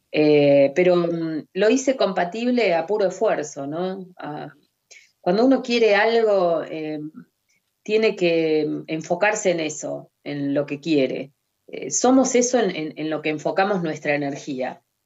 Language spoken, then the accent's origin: Spanish; Mar del Plata, Buenos Aires Province, Argentina; Nací en Mar del Plata, vivo acá desde entonces